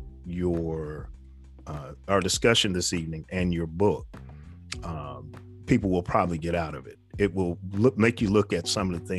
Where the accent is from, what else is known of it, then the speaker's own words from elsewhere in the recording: New York, United States; I was raised in New York